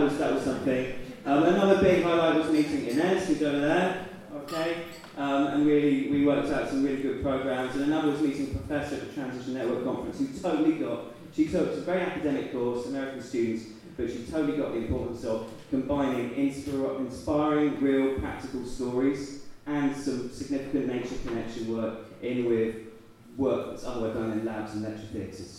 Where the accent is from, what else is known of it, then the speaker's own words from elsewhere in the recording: Totnes, South West England, United Kingdom; moved away as an adult; I'd come back to live a quiet life and settle down and be a good boy back in my hometown, having wandered the world for a little bit